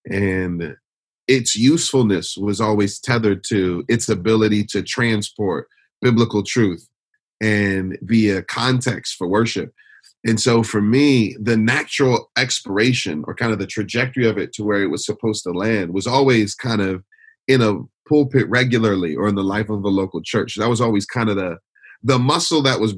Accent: Detroit, Michigan, United States; now in Philadelphia, United States; I was born and raised in Detroit.

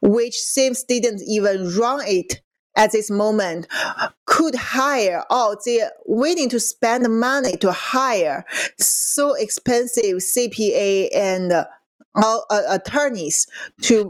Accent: Qingdao, Shandong, China; moved away; it's my hometown in China.

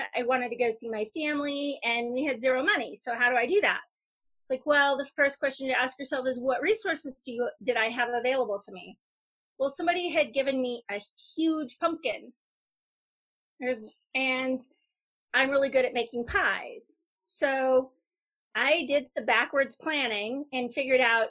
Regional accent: Bend, Oregon, United States; moved away as an adult; move back to my hometown of Bend

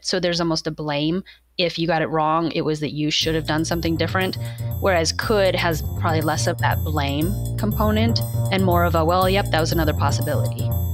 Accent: Warrensburg, Missouri, United States; moved away as an adult; also born or lived in Texas / Chicago area / Kansas; now in Oregon, United States; I wound up getting my undergrad from the same place that was right in my hometown.

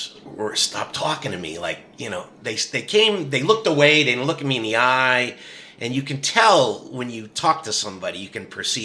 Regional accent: Connecticut, United States; moved away as an adult; now in Kittery, United States; when I grew up in Connecticut, I was captain of a high school swim team.

